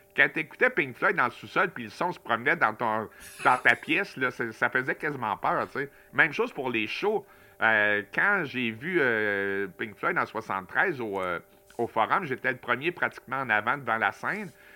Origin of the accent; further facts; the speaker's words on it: Montreal, Quebec, Canada; moved away as an adult; now in Matane, Canada; j'ai habité presque toute ma vie euh, à Montréal, sauf que depuis deux ans et demi, j'habite à Matane